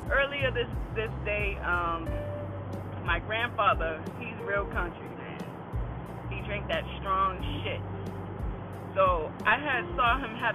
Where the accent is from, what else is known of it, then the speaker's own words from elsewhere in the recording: Boston, Massachusetts, United States; I'm from Boston, you know. I'm from the B town.